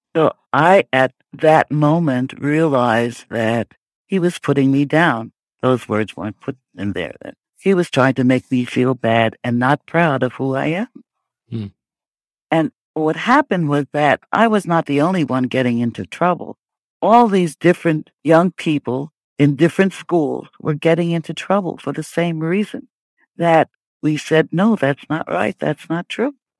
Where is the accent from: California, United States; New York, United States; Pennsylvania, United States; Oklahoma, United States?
New York, United States; New York City; I grew up in Brooklyn